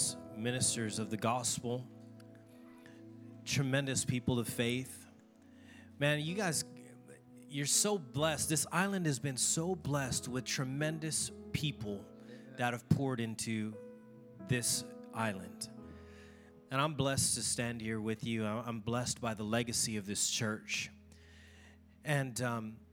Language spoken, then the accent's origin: English; Oahu, Hawaii, United States; I'm from Oahu